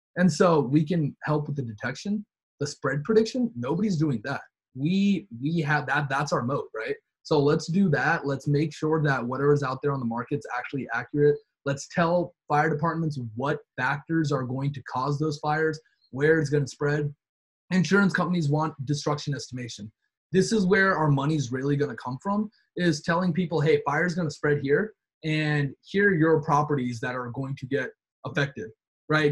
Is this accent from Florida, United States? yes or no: no; North Carolina, United States; we're all from North Carolina.